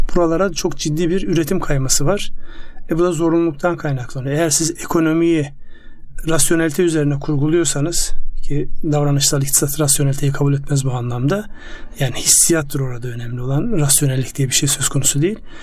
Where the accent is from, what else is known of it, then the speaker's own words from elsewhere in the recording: Ardahan, Turkey; moved away; kendi memleketimde benim Ardahan'da